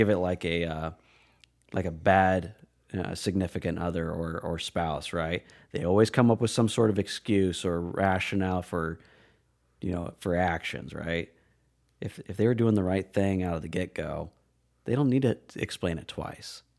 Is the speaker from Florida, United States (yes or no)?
no; Red Oak, Iowa, United States; also born or lived in Aurora, Colorado / Omaha, Nebraska; I, I was one of those kids. Bug collecting, tree climbing, pushing the boundaries of curfew just to be out as, outside as long as I could. Um, yeah, in, in small town Iowa